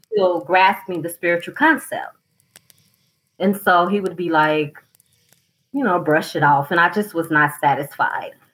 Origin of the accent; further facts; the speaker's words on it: southern United States, United States; I'm from the southern United States where we are cold but not snowing